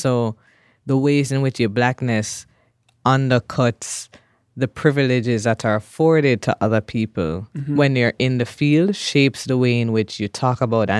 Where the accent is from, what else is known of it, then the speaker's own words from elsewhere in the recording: Jamaica; Like to say I'm from Jamaica and I'm a scholar, it would be very different if I were a white person, a white man coming from the U.S. to study, right?